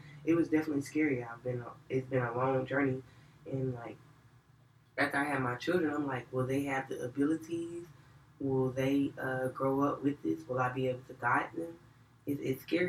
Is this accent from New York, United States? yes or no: no; Atlanta, Georgia, United States; I'm from Atlanta, Georgia, y'all. I grew up in the West Side